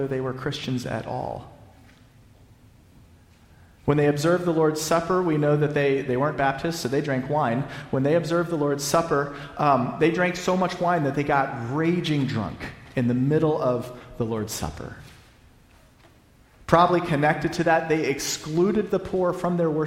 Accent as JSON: {"language": "English", "region": "the South", "country": "United States", "said": "I'm a Southerner."}